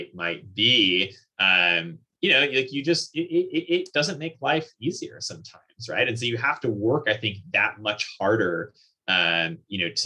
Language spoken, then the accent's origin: English; Vernon, New Jersey, United States; I grew up in actually kind of a really interesting town. So the town's called Vernon. It's in the northwesternmost county of New Jersey.